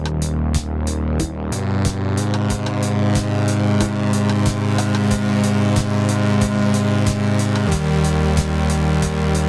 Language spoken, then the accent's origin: English; Manchester, North West England, United Kingdom; accent: English; moved away as an adult; now in Auckland, New Zealand; I'm English, which you might be able to tell from my accent, originally from Manchester, but I've lived in Auckland, New Zealand since 2008.